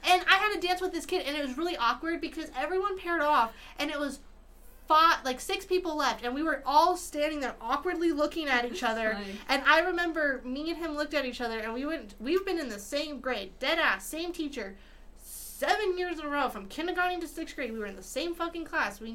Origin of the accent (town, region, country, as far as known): Utah, United States; born or raised there